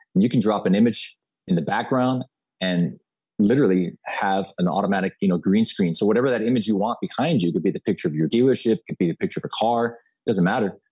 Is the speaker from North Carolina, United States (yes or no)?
no; Miami, Florida, United States; I was born and raised in Miami, Florida.